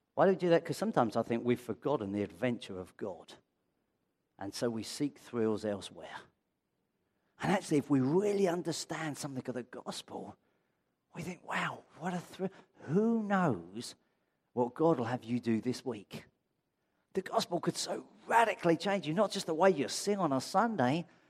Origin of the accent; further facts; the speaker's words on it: Brighton, South East England, United Kingdom; now in London, United Kingdom; I come from Brighton